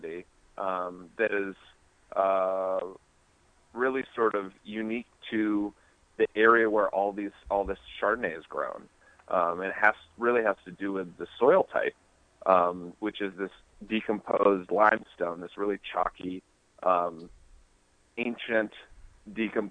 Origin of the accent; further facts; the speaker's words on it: New Hampshire, United States; we grew up in New Hampshire, which has these beautiful, if not short, mountains called the White Mountains